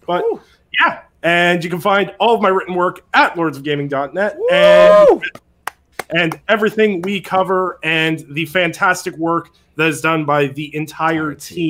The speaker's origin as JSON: {"language": "English", "country": "Canada", "said": "I am Irish-Canadian"}